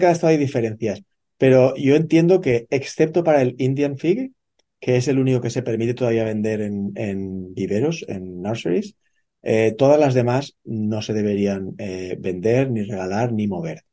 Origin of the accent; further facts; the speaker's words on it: Spain; moved away as an adult; now in Australia; Yo soy español eh, originalmente eh, y, yo de pequeño también estaba acostumbrado eh, a, ver esta higo chumbo, que es como le llamamos en España